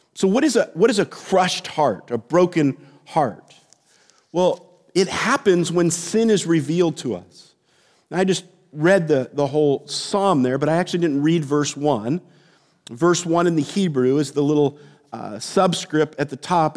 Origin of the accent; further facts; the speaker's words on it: San Jose, California, United States; when I was a kid, uh, growing up in the Bay Area in San Jose